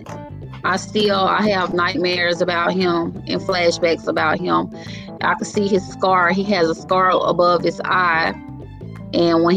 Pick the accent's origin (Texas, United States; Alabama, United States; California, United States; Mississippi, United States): Mississippi, United States; Grenada; I'm from Grenada, Mississippi